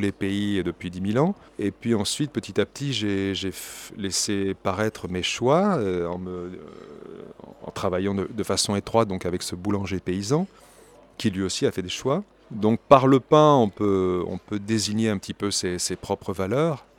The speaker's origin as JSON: {"language": "French", "country": "France", "said": "en tant que Français"}